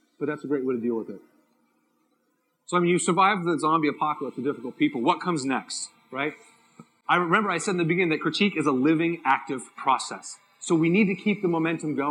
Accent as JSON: {"language": "English", "town": "San Diego", "region": "California", "country": "United States", "said": "I'm from San Diego."}